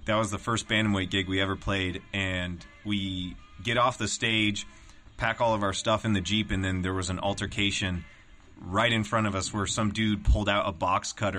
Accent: Durango, Colorado, United States; moved away; also born or lived in San Diego, California; I was born in San Diego, but I was raised in Colorado

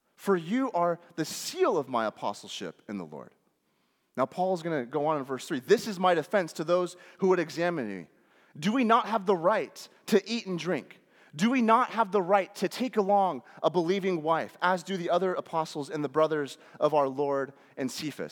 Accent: United States; especially as American Western Christians

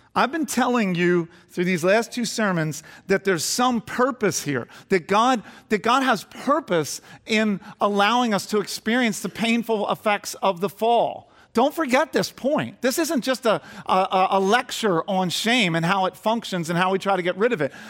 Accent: Garnet Valley, Pennsylvania, United States; I grew up in Garnet Valley before it was all built up.

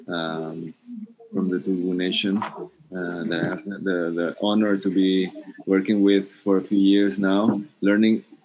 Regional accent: Peru; I'm from Peru

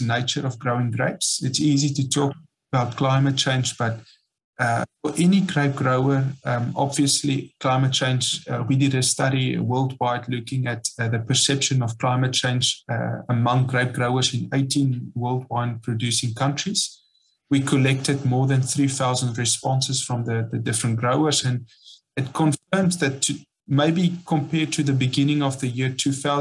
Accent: South Africa; moved away as an adult; now in Loire Valley, France; I'm from South Africa

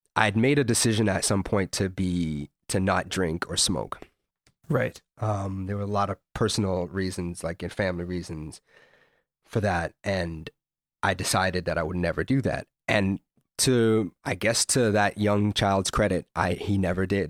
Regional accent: London, Ontario, Canada; also born or lived in Toronto, Ontario; I moved from Toronto to London, Ontario

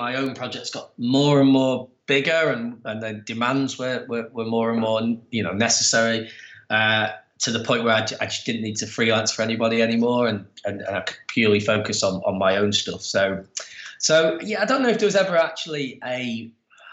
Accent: Preston, North West England, United Kingdom; moved away as an adult; now in Manchester, United Kingdom; I'm from a small town kind of about an hour away from here up in the Northwest called Preston.

